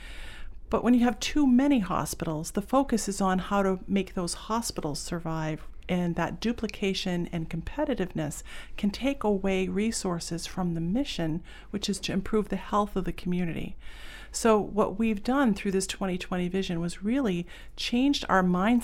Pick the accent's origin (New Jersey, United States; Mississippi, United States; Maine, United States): Maine, United States; Pownal; also born or lived in Boston; I grew up in Pownall, Maine, and went to Freeport High School